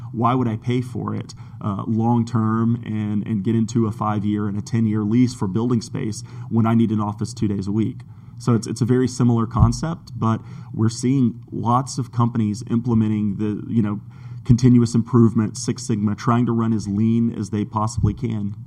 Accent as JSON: {"language": "English", "country": "Brazil", "tie": "born or raised there", "moved": "as an adult", "lives_now": "Georgia, United States", "said": "I was born in Georgia. As a child, I moved away to uh, to Brazil, grew up in Brazil, and came back for college."}